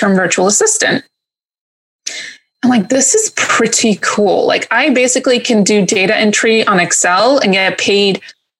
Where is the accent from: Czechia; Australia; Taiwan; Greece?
Greece; moved away as an adult; also born or lived in New York; now in England; So my family's actually from Greece. So I was born in New York and I left when I was 11 and we moved to Greece. And I spent high school there.